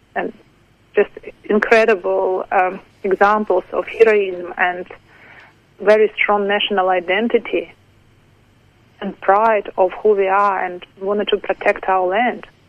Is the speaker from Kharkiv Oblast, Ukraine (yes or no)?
yes; Kharkiv, Kharkiv Oblast, Ukraine; English is a second language; moved away as an adult; now in Adelaide, Australia; my hometown, from Kharkiv